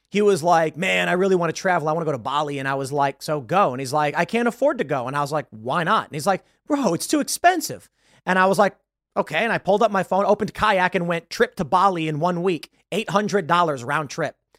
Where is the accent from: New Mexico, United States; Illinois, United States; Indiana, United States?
Illinois, United States; Chicago; I grew up in South Side of Chicago.